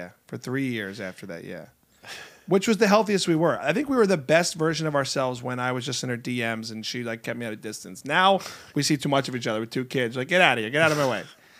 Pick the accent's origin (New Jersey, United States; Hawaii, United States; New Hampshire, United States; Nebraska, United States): New Jersey, United States; now in Los Angeles, United States; I like to rip on LA because I'm from Jersey